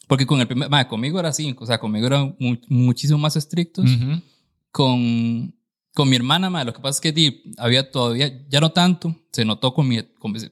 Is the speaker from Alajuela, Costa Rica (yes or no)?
yes; San Carlos, Alajuela, Costa Rica; yo también, bueno, que, me, que me vine de San Carlos para acá.